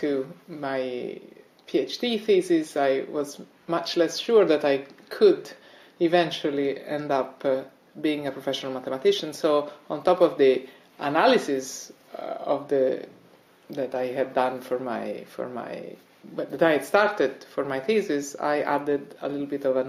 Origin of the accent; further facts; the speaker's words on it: Italy; moved away as an adult; also born or lived in Rome, Italy / United States; now in Reading, United Kingdom; I come originally from Italy and I did my first degree in Rome